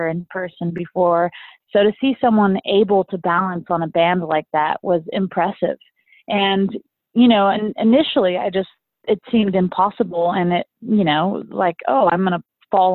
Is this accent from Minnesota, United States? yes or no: no; Austin, Texas, United States; my hometown of Austin, Texas